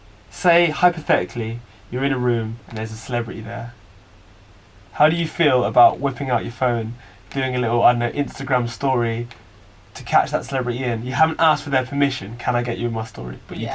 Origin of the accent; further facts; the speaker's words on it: Oxford, South East England, United Kingdom; We didn't really have that in Oxford